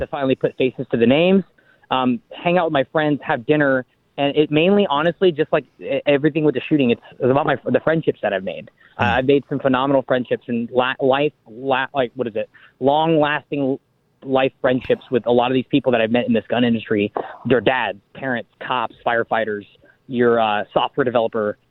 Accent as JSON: {"language": "English", "region": "Washington", "country": "United States", "said": "I'm from Washington State."}